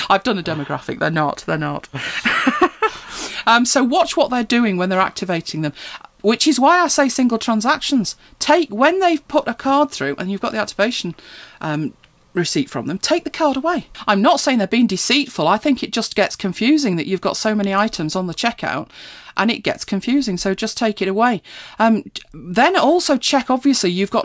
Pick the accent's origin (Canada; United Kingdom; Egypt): United Kingdom; I know we're British, aren't we? We're terribly British